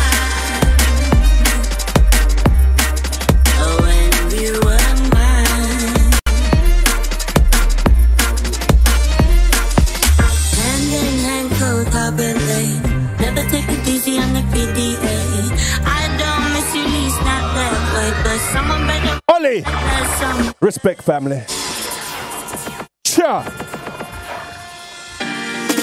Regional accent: London, United Kingdom; I'm from East London

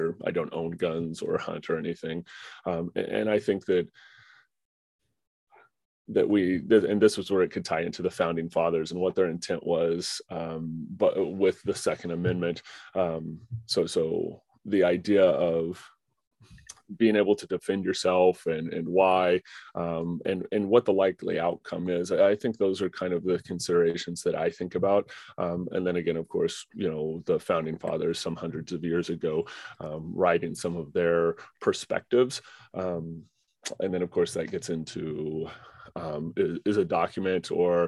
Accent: Oklahoma, United States; I'm from Oklahoma, and I personally had very conservative views growing up.

